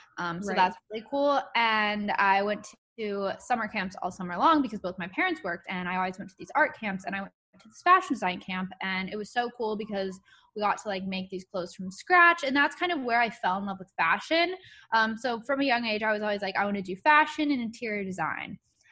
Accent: Louisville, Kentucky, United States; When I was in elementary school, I was from Louisville, Kentucky

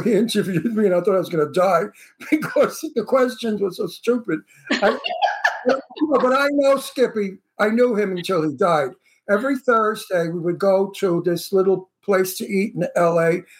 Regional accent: New York City, New York, United States; accent: Brooklyn; now in Palm Springs, United States; No, I'm from Red Hook Projects.

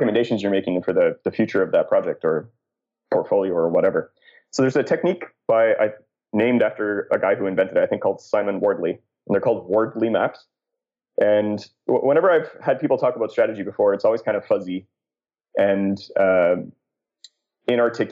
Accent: Canada; I'm Canadian

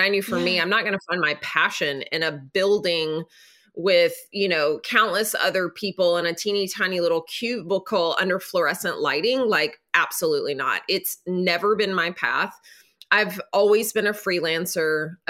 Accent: Nashville, Tennessee, United States; So I'm from Nashville.

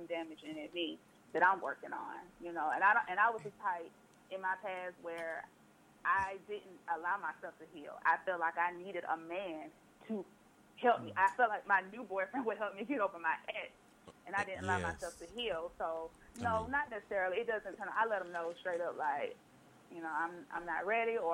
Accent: Jackson's Gap, Alabama, United States; moved away as an adult; also born or lived in Auburn, Alabama; now in Atlanta, United States; I'm originally from Alabama.

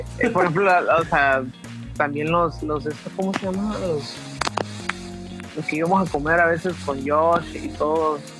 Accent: El Salvador; moved away as an adult; now in Mexico; soy músico salvadoreño

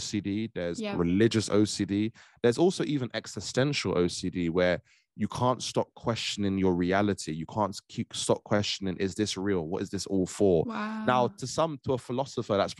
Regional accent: Trinidad & Tobago; I'm a young Black man, young Black Caribbean man. I'm from Trinidad

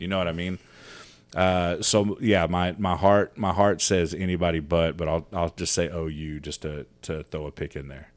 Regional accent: Arizona, United States; I was born in Arizona

